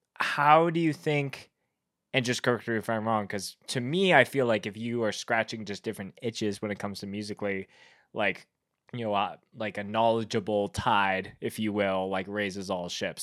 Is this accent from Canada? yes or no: yes; Winnipeg, Manitoba, Canada; I grew up in Winnipeg where that band is from